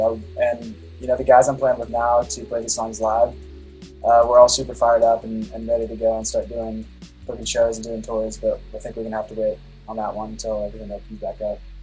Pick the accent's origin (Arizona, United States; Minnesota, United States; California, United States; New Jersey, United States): California, United States; also born or lived in Laguna Beach / Corona Del Mar; I'm from California. I live in Laguna Beach right now.